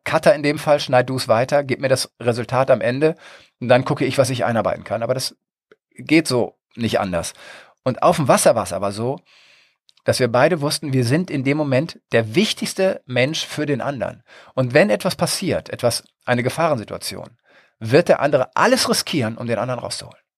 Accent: Northern Germany, Germany; bin ja Norddeutscher

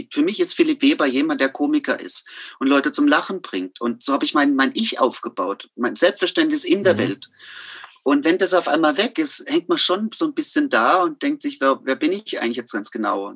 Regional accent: Amorbach, Bavaria, Germany; also born or lived in Miltenberg / Frankfurt am Main; now in Tübingen, Germany; ich komme ja aus Amerbach im Odenwald

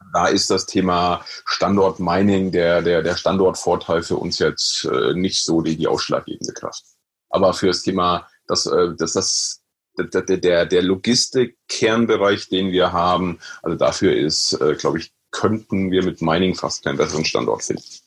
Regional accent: Meiningen, Thuringia, Germany; moved away; also born or lived in Oldenburg, Lower Saxony; Gebürtig aus Meining, Südthüringen

